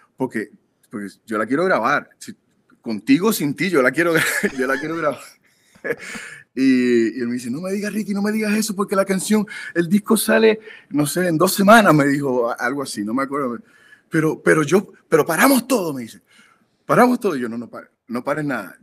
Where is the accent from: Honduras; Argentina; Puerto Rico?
Puerto Rico; now in Los Angeles, United States; somos puertorriqueños